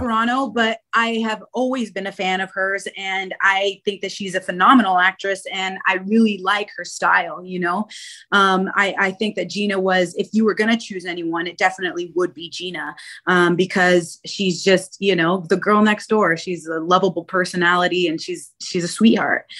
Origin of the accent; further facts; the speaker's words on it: Spokane, Washington, United States; moved away as an adult; now in Chicago, United States; Born and raised in Spokane, Washington